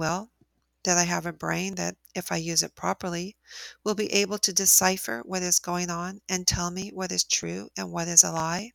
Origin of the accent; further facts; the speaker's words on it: United States; as an American